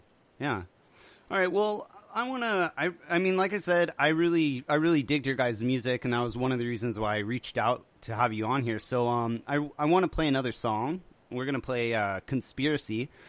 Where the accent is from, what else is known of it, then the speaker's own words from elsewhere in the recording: Southern California, United States; I'm from Southern California down here.